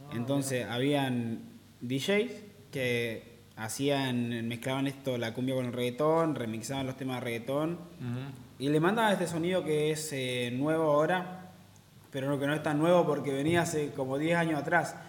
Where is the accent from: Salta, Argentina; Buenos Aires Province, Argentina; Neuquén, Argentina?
Neuquén, Argentina; also born or lived in Villa Regina, Río Negro; yo soy de Neuquén